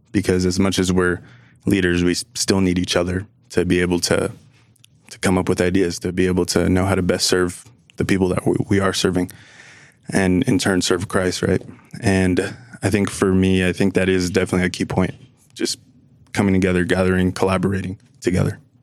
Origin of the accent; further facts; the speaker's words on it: New Jersey, United States; now in Utah, United States; I'm originally from New Jersey, but I'm here in Utah